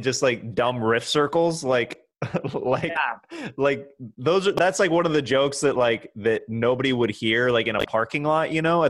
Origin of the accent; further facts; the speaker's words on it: Kansas, United States; moved away; I'm from Kansas.